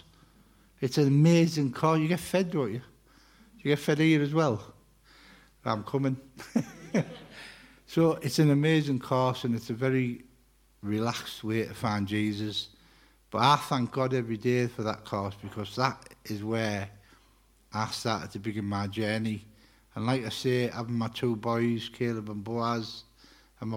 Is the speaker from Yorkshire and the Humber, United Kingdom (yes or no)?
no; Middlesbrough, North East England, United Kingdom; also born or lived in Wakefield; now in Dalton, United Kingdom; I am from Middlesbrough. I'm a Borough lad